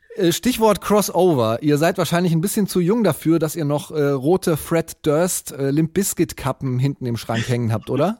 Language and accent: German; Germany; Bei uns in Deutschland